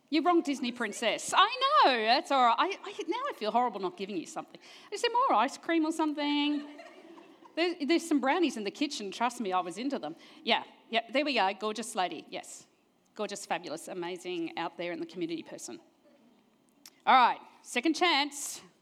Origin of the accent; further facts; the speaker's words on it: New Zealand; born there; I was born in New Zealand, never mind, but got smart, New Zealand.